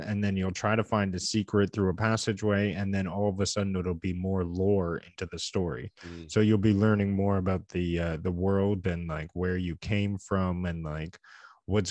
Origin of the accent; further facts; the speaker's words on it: Canada; we're two Canadian game enthusiasts